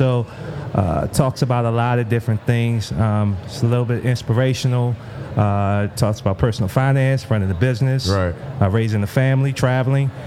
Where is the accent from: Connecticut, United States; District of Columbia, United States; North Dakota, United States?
District of Columbia, United States; Washington; moved away as an adult; now in Miami, United States; I'm from Washington D.C. I currently live in Miami, Florida